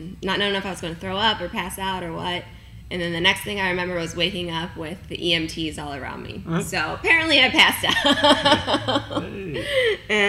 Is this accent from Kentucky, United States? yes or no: yes; Kentucky, United States; I am from Kentucky